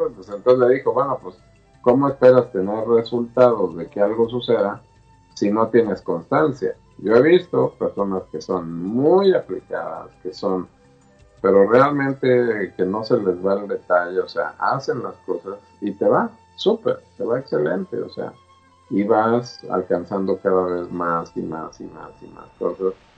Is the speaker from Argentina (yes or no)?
no; Mexico; yo como mexicano y como todos los mexicanos somos ritualeros